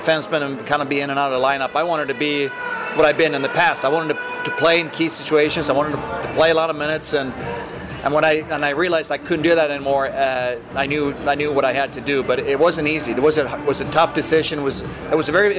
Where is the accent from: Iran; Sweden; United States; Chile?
Sweden; moved away as an adult; growing up in Sweden